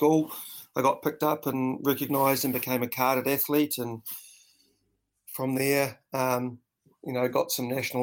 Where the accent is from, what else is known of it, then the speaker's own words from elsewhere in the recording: New Zealand; also born or lived in North Island, New Zealand / Dunedin, New Zealand; being brought up a Kiwi kid